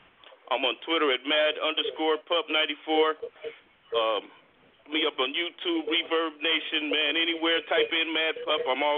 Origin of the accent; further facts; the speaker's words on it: Inglewood, California, United States; now in Illinois, United States; I'm originally from Inglewood, California.